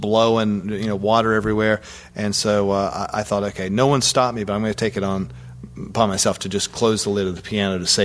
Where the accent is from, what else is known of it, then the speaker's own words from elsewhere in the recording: the South, United States; I'm from the South